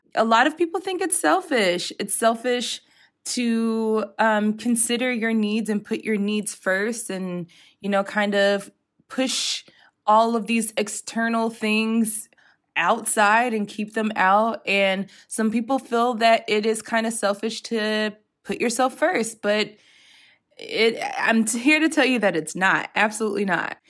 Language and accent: English; United States; moved away as an adult; now in Europe; being an American and living in Europe and living within the E U